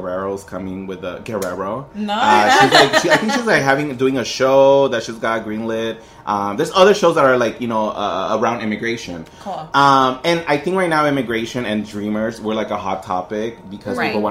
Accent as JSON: {"language": "English", "town": "Long Beach", "region": "California", "country": "United States", "tie": "born or raised there", "also_born_or_lived": "San Francisco Bay Area", "moved": "as an adult", "said": "I grew up in Long Beach"}